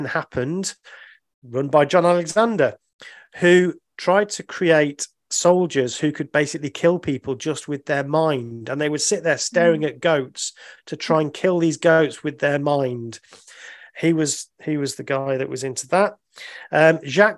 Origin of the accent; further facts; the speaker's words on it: United Kingdom; I'm a Brit